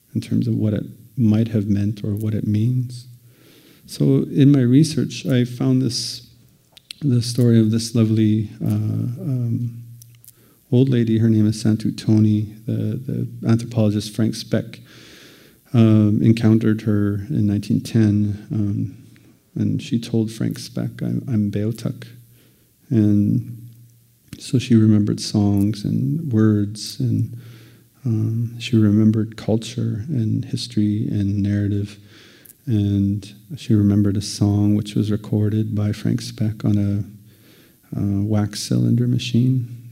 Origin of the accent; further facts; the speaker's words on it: Moose Factory, Ontario, Canada; moved away; I grew up in northeastern Ontario